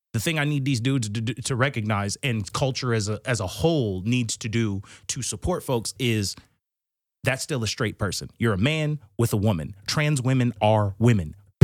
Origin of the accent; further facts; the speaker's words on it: New Hampshire, United States; born there; Nah, I'm from everywhere. I was born in New Hampshire.